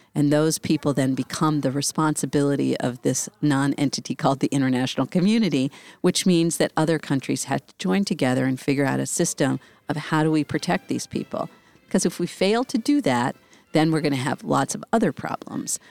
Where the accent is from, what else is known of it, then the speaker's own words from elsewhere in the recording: Washington, District of Columbia, United States; It's in my hometown and, um, in D C